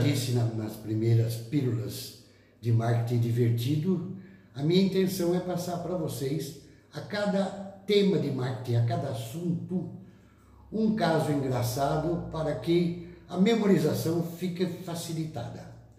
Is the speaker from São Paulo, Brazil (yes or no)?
yes; Botucatu, São Paulo, Brazil; Lá nos confins do sítio lá de Botucatu, minha terra